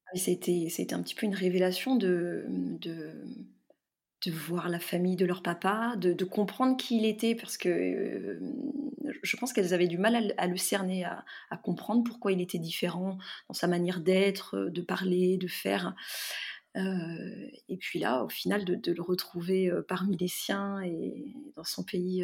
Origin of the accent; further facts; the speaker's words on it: near Carcassonne, Occitania, France; J'ai grandi près de Carcassonne, auprès de ma grand-mère maternelle, qui parlait occitan et très peu français